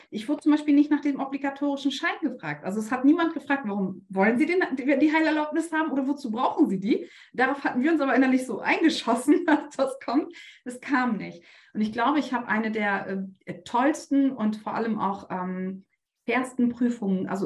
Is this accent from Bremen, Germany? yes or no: yes; Bremen, Germany; weil ich komme aus Bremen.